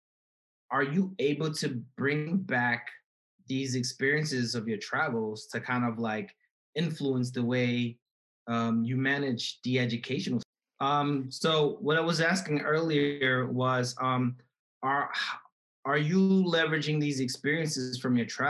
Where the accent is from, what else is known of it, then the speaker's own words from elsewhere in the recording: New York, United States; as a child, you know, growing up in New York